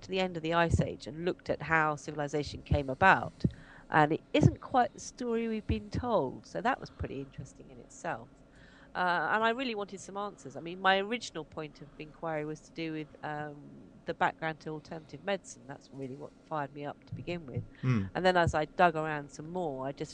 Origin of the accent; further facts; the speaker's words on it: Cambridge, East of England, United Kingdom; moved away as an adult; also born or lived in Brighton / London; now in Suffolk, United Kingdom; I grew up in Cambridge, where I was born and first went to school